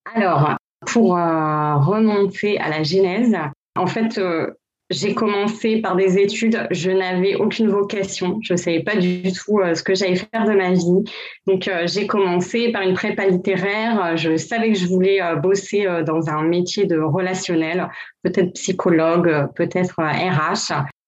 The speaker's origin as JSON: {"language": "French", "town": "Gravelines", "region": "Hauts-de-France", "country": "France", "tie": "born or raised there", "also_born_or_lived": "Lille / New York", "first_language": "French", "moved": "as an adult", "lives_now": "Miami, United States", "said": "je suis originaire du Nord, je viens de Lille. Et voilà, j'ai grandi près de Dunkerque, Gravelines"}